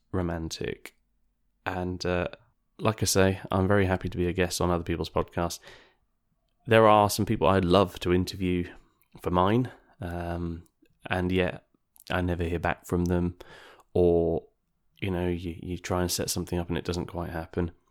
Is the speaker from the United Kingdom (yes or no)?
yes; United Kingdom; us Brits